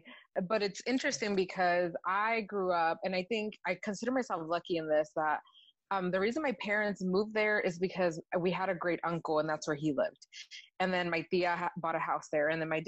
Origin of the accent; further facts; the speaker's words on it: Los Angeles, California, United States; first language Spanish; English is a second language; growing up in Wilmington, I think a lot of it was a very Hispanic city and town.